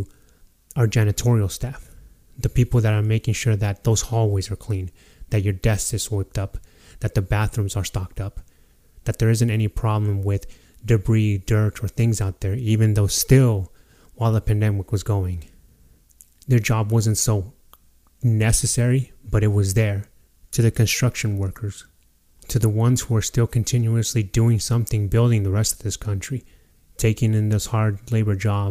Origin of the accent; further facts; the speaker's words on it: Fernley, Nevada, United States; my hometown, the small town of Fernley, Nevada